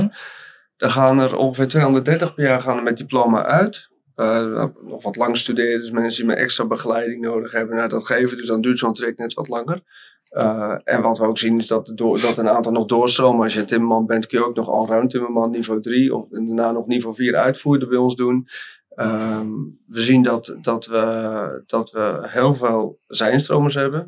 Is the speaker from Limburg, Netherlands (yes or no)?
no; Volendam, North Holland, Netherlands; Ik kom oorspronkelijk uit Noord-Holland, net boven Amsterdam. En om precies te zijn uit Volendam